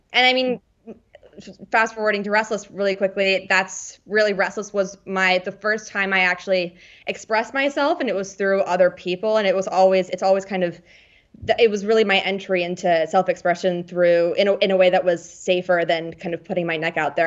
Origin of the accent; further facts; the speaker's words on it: Washington, District of Columbia, United States; moved away as an adult; also born or lived in Bethesda, Maryland / Los Angeles; now in London, United Kingdom; I'm originally from Washington, D C